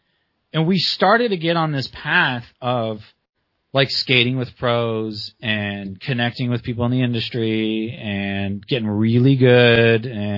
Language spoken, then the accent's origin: English; Las Vegas, Nevada, United States; Okay, so growing up in Vegas, we always felt Southern California was like the rail kingdom because everything's lower out there.